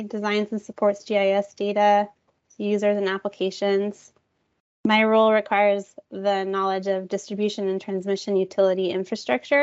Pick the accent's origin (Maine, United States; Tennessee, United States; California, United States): California, United States; Garden Valley; moved away as an adult; also born or lived in Oregon; now in San Diego, United States; I grew up near Lake Tahoe in Northern California